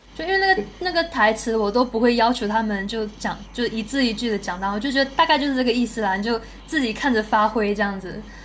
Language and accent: Chinese; southern Malaysia, Malaysia; moved away as an adult; also born or lived in Taiwan; 我来自马来西亚，然后是，是从那个艺手毕业的，艺手影视系